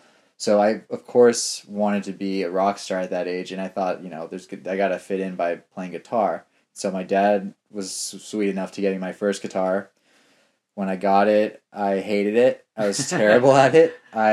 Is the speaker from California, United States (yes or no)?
yes; Los Angeles, California, United States; born there; I was born in California. I was born in Los Angeles.